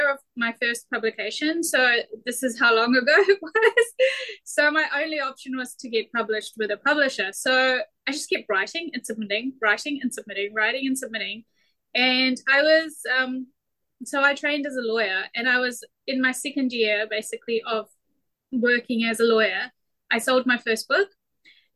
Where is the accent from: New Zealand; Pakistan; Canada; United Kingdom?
New Zealand; born or raised there